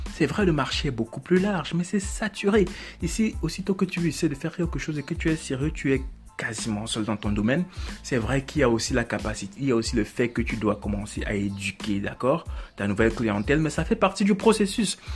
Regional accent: Cameroon; Je suis africain, moi aussi, je suis camerounais

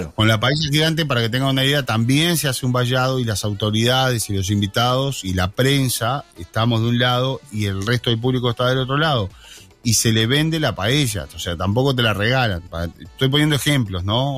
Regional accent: Rocha, Uruguay; yo soy nacido en Rocha Ciudad. La mayoría somos nacidos en Rocha Ciudad

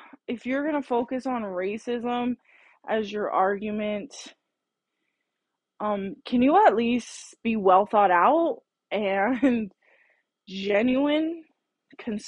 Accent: United States; I'm American

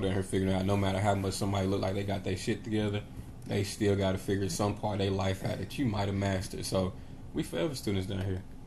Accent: Knoxville, Tennessee, United States; I grew up in Knoxville, Tennessee

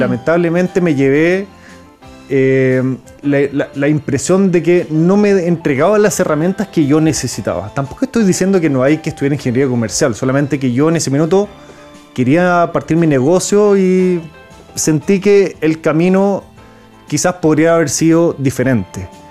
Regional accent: Chile; Nací en Chile, pero mi papá es francés. Entonces soy franco-chileno, hablo francés, pero soy chileno por todo

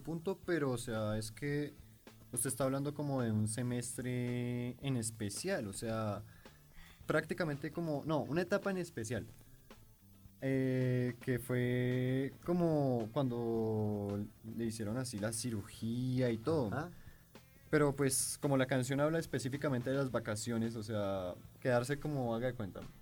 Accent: Colombia; nosotros como colombianos que somos

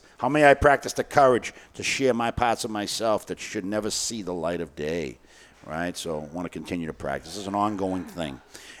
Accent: Boston, Massachusetts, United States; I grew up in East Boston

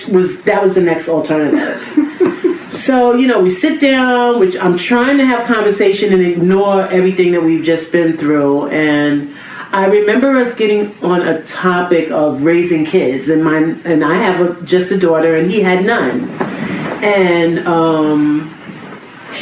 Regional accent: New York City, New York, United States; I'm from Queens

